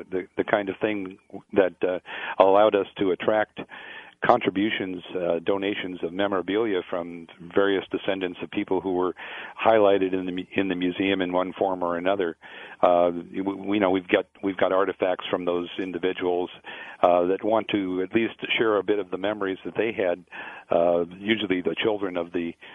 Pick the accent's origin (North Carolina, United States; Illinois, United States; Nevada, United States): Nevada, United States; Las Vegas; I grew up here in Las Vegas in the 50s and 60s